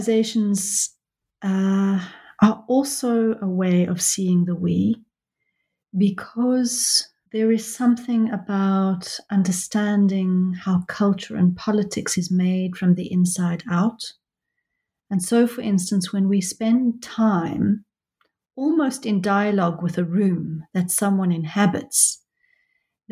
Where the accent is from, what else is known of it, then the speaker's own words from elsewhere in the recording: South Africa; now in London, United Kingdom; I am a South African who lives in London, and I've been desperate for a long time to go back to South Africa